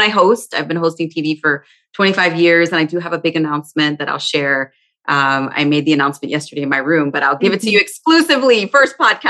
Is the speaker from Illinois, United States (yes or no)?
yes; Chicago, Illinois, United States; I'm from Chicago, born and raised. Mm-hmm. Originally, my family's from Puerto Rico, but my ancestors are from Spain. So I'm Latina. I speak fluent Spanish.